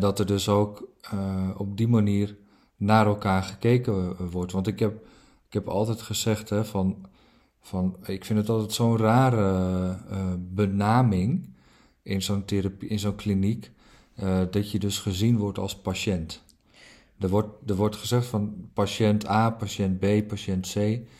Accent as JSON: {"language": "Dutch", "country": "Netherlands", "tie": "born or raised there", "also_born_or_lived": "Norway", "said": "ik ben geboren in Noorwegen en, en, en toen, ik, toen, ik, toen ik vier was, na nou, 2,5 jaar oud, is mijn moeder gescheiden van mijn vader. En toen kort daarna leerde mijn moeder eh, een Nederlander kennen op vakantie. En binnen no time eh, zijn we verhuisd van Noorwegen naar Nederland."}